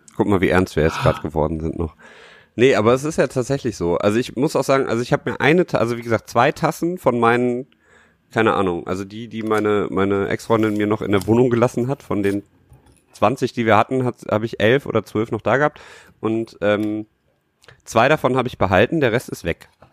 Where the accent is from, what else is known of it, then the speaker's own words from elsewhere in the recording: Düsseldorf, North Rhine-Westphalia, Germany; als Düsseldorfer